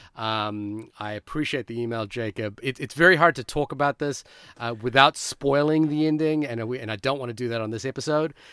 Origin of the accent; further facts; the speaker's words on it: Fiji; moved away; when I was growing up in Fiji